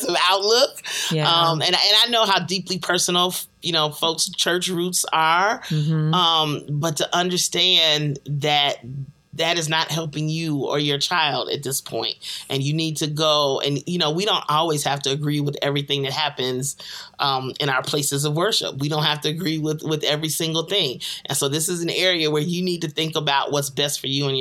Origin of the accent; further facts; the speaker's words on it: Chicago, Illinois, United States; my hometown of Chicago